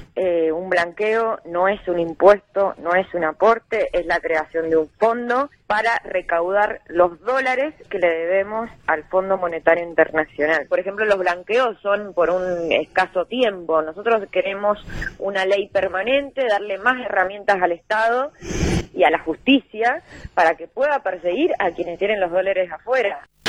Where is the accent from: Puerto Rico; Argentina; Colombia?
Argentina; necesitamos como Argentina